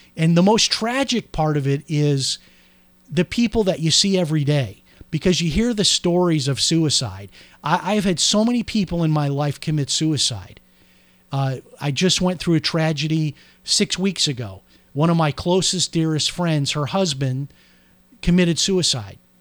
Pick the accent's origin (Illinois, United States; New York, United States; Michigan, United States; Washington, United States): Illinois, United States; Chicago; I'm from Chicago.